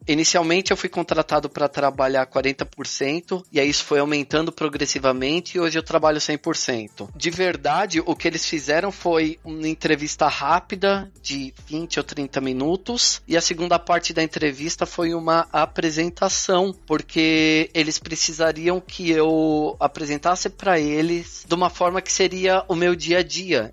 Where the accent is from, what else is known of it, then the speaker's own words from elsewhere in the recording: São Paulo, Brazil; moved away as an adult; also born or lived in São Bernardo do Campo, Brazil / Dundalk, Ireland; now in Switzerland; Eu sou de São Paulo, eu fui para São Bernardo com 13 anos, então minha vida aí adolescente e adulta foi toda em São Bernardo